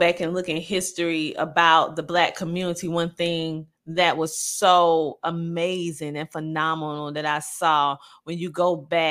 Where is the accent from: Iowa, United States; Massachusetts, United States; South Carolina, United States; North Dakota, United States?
South Carolina, United States; growing up in South Carolina, the small town in South Carolina